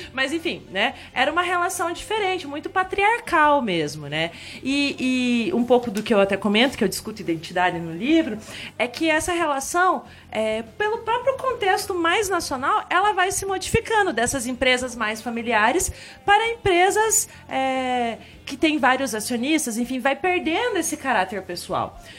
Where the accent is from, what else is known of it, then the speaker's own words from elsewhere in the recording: Telêmaco Borba, Paraná, Brazil; now in Ponta Grossa, Brazil; lá em Telemaco morava numa casa com quintalzão, tá, pegava meu violão, curtia um monte. Cheguei aqui em Ponta Grossa